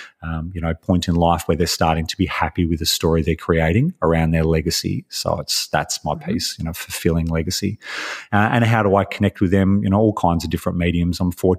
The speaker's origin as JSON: {"language": "English", "country": "Australia", "said": "You know, I'm Australian. I've always lived in Australia. I've moved around a lot."}